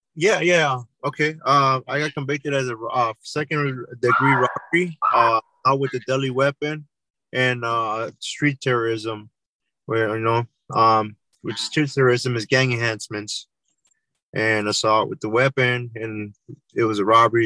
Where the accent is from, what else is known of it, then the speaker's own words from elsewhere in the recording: Santa Ana, California, United States; I grew up in Orange County, California, city of Santa Ana.